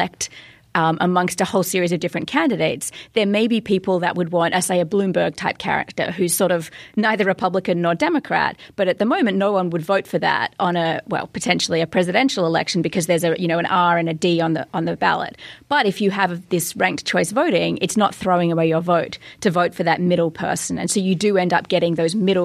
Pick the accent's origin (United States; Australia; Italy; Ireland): Australia; as an Australian